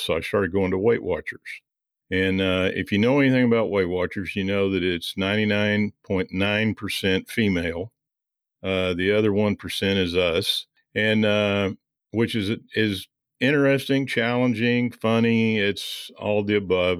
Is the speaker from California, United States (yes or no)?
no; Missouri, United States; I grew up in Missouri uh, originally